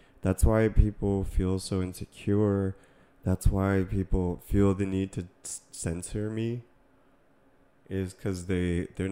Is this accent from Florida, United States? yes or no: no; Massachusetts, United States; now in California, United States; I grew up in Massachusetts, like, you know, people were talking a certain way. You know, and then even California, like where we live